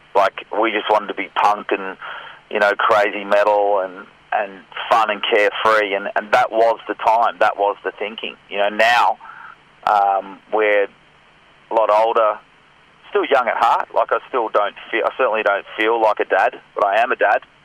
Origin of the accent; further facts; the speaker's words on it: Scotland, United Kingdom; now in Australia; I was born in Scotland and lived in Scotland.